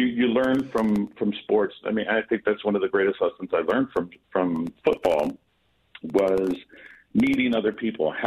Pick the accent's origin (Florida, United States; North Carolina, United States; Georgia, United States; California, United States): California, United States; San Francisco; also born or lived in Hercules, California; So I grew up in San Francisco in the Bay Area and moved to a small city called Hercules.